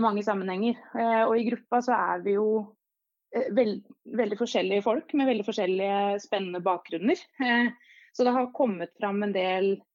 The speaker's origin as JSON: {"language": "Norwegian", "town": "Hamar", "region": "Innlandet", "country": "Norway", "tie": "born or raised there", "also_born_or_lived": "Kongsvinger", "accent": "Hamar dialect", "moved": "as an adult", "lives_now": "Oslo, Norway", "said": "jeg ble født faktisk på Kongsvinger. Men eh, etter tre år der så eh, fikk jeg oppveksten min på Hamar"}